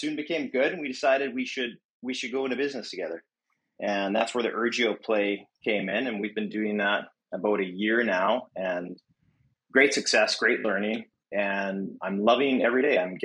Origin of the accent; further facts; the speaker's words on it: Edmonton, Alberta, Canada; moved away as an adult; now in Vancouver, Canada; I grew up in Edmonton, Alberta, and I moved to Vancouver in 2010.